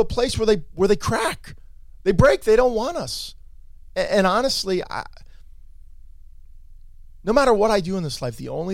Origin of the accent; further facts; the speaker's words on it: Allendale, New Jersey, United States; I'm from Bergen County. I'm an Allendale boy